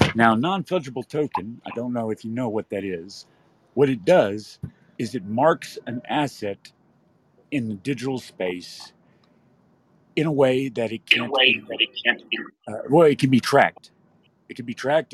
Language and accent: English; West Texas, United States; now in California, United States; I'm from West Texas